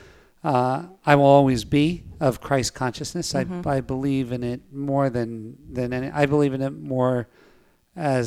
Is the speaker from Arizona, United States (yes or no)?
no; Scranton, Pennsylvania, United States; I was born in Scranton, Pennsylvania, and I was born in a pretty violent upbringing